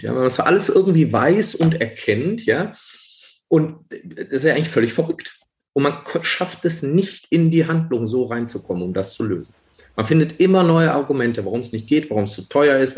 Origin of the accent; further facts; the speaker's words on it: North Rhine-Westphalia, Germany; ich komme aus Nordrhein-Westfalen